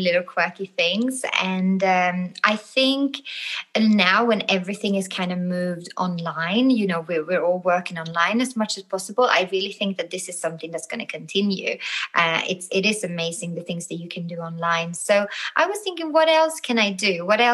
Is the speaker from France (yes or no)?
no; Sweden; moved away; I'm from the North. I'm from Sweden originally.